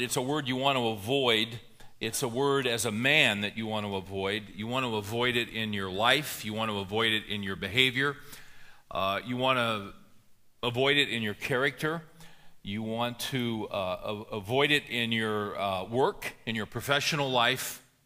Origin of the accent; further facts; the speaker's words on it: California, United States; moved away; I grew up in California